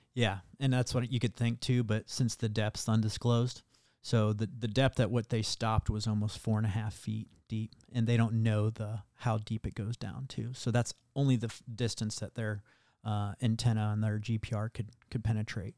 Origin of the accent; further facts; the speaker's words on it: Iowa, United States; where I grew up in Iowa